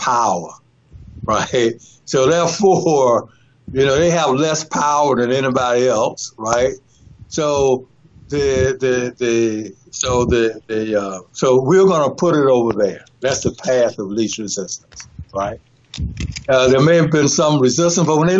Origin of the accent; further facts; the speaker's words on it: North Carolina, United States; when I grew up in my hometown, right, a small town in North Carolina